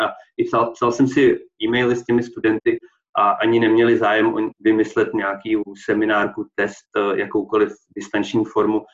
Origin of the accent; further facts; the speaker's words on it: Poděbrady, Central Bohemian Region, Czechia; moved away as an adult; now in Olomouc, Czech Republic; jsem původně z Poděbrat